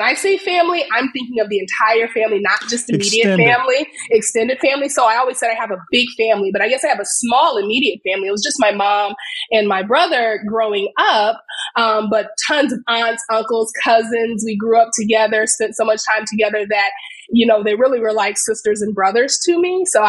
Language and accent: English; South Bend, Indiana, United States; moved away as an adult; also born or lived in Bloomington, Indiana; now in South Carolina, United States; I was the typical person who grew up in a smaller town, South Bend, Indiana